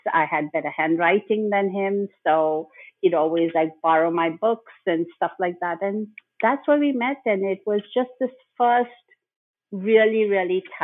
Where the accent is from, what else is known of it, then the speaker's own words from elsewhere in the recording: Bhopal, Madhya Pradesh, India; moved away as an adult; also born or lived in Mumbai; I grew up in Bhopal